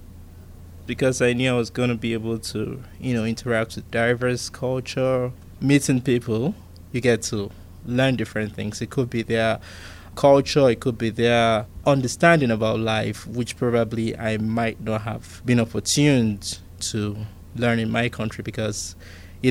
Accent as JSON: {"language": "English", "country": "Nigeria", "tie": "born or raised there", "moved": "as an adult", "lives_now": "Pittsburgh, United States", "said": "I was born in Nigeria"}